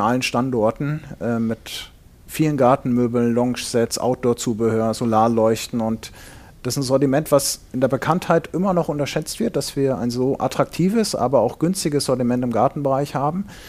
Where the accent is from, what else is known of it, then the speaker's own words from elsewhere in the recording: Fulda, Hesse, Germany; moved away as an adult; also born or lived in Ingolstadt; ich komme gebürtig aus Hessen in Fulda